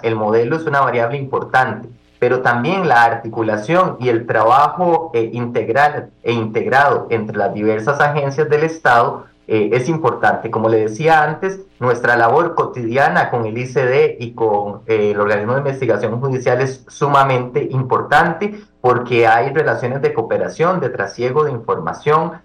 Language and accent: Spanish; Costa Rica; diputados como costarricenses, que somos todos